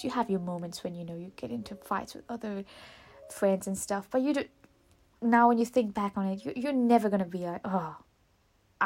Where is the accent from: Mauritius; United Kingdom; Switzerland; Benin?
Mauritius; first language Mauritian Creole; English is a second language; moved away as an adult; also born or lived in Auckland, New Zealand; now in New Zealand; I am originally from Mauritius, and I'm born and raised in Mauritius.